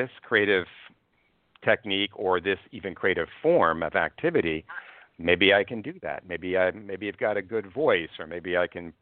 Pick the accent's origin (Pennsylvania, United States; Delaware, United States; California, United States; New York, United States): New York, United States; Cold Spring Harbor; now in New York City, United States; I was raised in Cold Spring Harbor